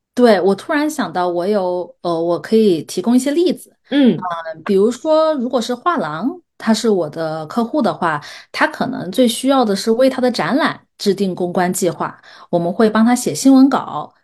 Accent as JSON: {"language": "Chinese", "country": "China", "moved": "yes", "lives_now": "United States", "said": "我们中国当代艺术"}